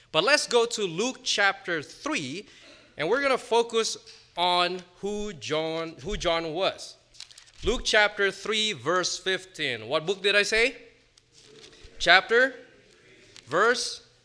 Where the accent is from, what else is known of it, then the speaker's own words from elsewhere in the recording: Indonesia; moved away as an adult; also born or lived in Virginia, United States; now in United States; I spent the first eighteen years of my life, uh, growing up in Indonesia, and I came to the States in twenty fifteen